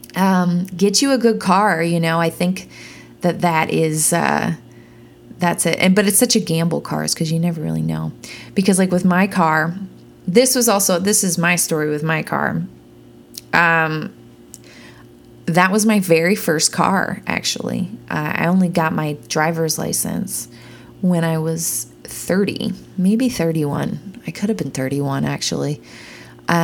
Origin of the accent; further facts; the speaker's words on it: Peterborough, Ontario, Canada; moved away as an adult; also born or lived in Toronto; now in Nashville, United States; I bought that car in my hometown in Peterborough, Ontario